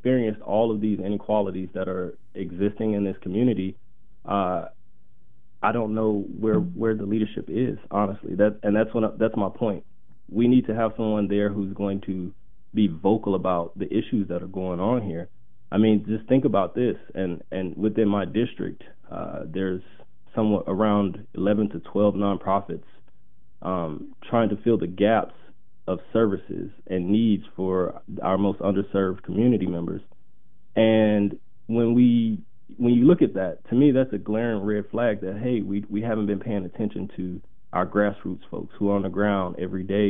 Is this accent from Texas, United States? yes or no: yes; Houston, Texas, United States; moved away as an adult; now in Oregon, United States; I was born and raised in Houston, Texas